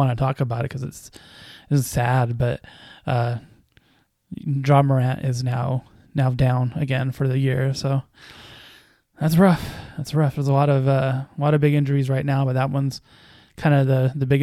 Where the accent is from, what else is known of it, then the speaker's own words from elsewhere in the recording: Orange County, California, United States; I'm from Orange County